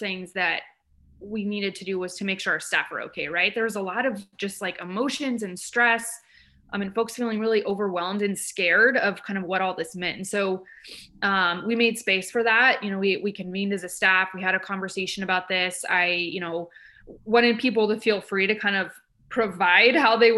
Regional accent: Midwest, United States; now in Eugene, United States; I'm from the Midwest

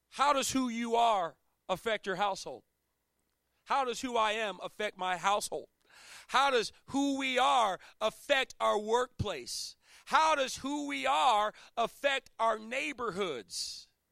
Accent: Chesapeake Bay area, United States; moved away; I'm from the Chesapeake Bay Area.

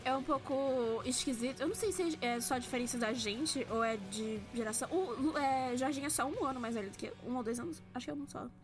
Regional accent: Brazil; accent: Brazilian; ter um, um sotaque menos brasileirão, assim, pesado

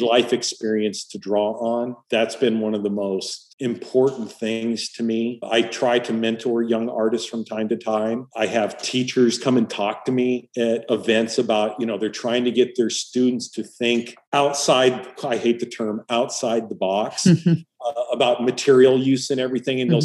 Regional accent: Hemet, California, United States; moved away as an adult; also born or lived in San Diego, California / Orlando, Florida; I grew up in Southern California, an only child

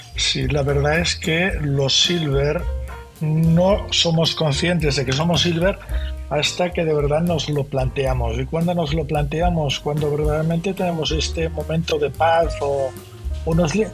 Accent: Barcelona, Catalonia, Spain; soy catalán y catalán nací en Barcelona, de familia de catalanes

